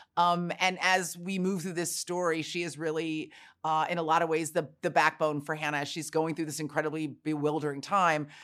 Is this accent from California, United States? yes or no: yes; San Francisco, California, United States; I was born and raised in San Francisco